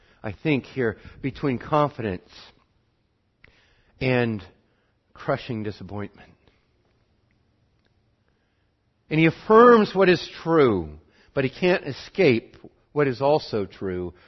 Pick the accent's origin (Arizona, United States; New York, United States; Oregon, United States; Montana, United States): Montana, United States; I'm from Montana